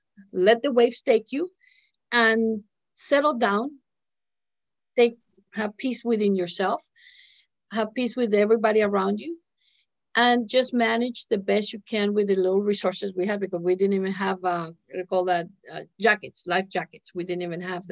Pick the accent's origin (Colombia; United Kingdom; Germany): Colombia; moved away; I was born in Colombia, came over 25 years ago.